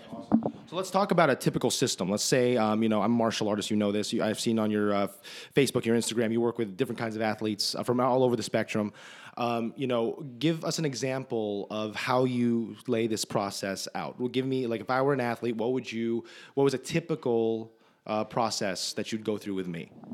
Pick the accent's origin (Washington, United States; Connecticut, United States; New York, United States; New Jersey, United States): New Jersey, United States; moved away; we're both from New Jersey.